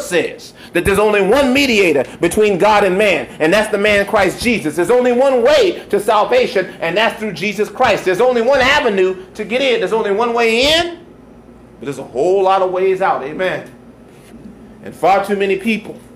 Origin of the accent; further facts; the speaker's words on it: United States; as an American